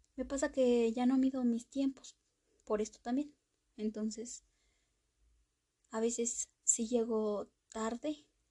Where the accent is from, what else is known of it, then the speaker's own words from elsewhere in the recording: Mexico; soy mexicana